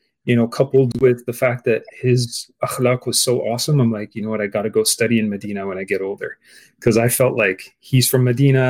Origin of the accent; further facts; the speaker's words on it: Montreal, Quebec, Canada; growing up in Montreal back in the early 80s